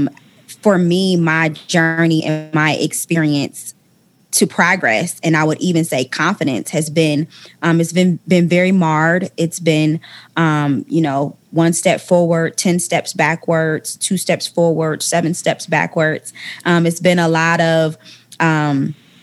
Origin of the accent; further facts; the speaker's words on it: Ohio, United States; moved away as an adult; now in Atlanta, United States; when I moved from my hometown of Ohio